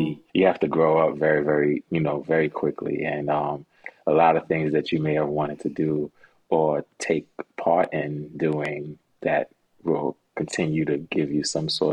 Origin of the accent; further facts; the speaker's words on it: New York City, New York, United States; originally I'm from Brooklyn, New York, born and raised